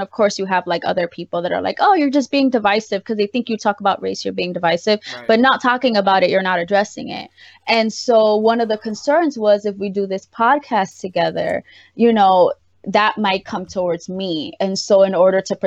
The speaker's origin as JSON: {"language": "English", "town": "New York City", "region": "New York", "country": "United States", "tie": "born or raised there", "said": "I was raised in the South Bronx"}